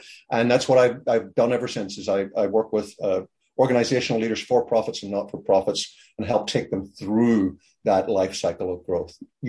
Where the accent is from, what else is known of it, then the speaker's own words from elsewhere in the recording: Belfast, Northern Ireland, United Kingdom; also born or lived in Chesapeake Bay, Maryland; now in Maryland, United States; I grew up in Belfast in Ireland, part of the United Kingdom.